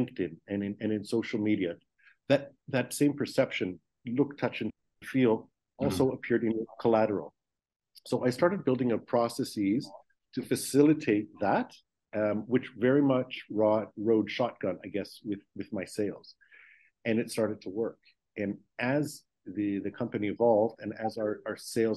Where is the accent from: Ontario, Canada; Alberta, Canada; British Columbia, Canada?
Ontario, Canada; Toronto; moved away as an adult; now in Israel; I'm born and raised in Toronto, Canada